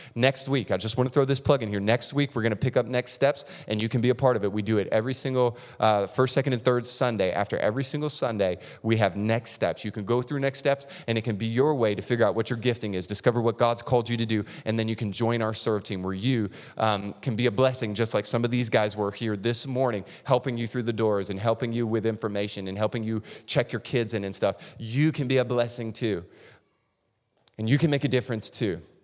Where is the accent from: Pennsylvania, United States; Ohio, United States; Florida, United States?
Florida, United States; North; moved away; I grew up in North Florida, which is basically Lower Alabama